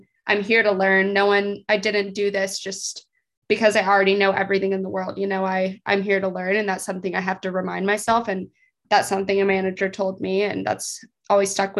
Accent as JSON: {"language": "English", "region": "Texas", "country": "United States", "moved": "as an adult", "lives_now": "Fayetteville, United States", "said": "I'm from Texas."}